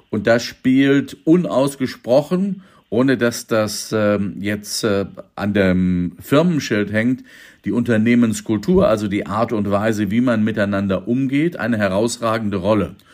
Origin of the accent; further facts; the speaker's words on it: Minden, North Rhine-Westphalia, Germany; Aber wenn Sie mal meine Heimatstadt Minden angucken oder ähm, die äh, ländlichen Kulturfördervereine, die Heimathäuser etc.